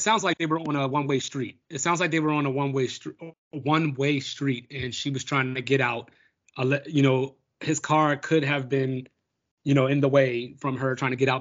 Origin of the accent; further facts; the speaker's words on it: Baltimore, Maryland, United States; my hometown of Baltimore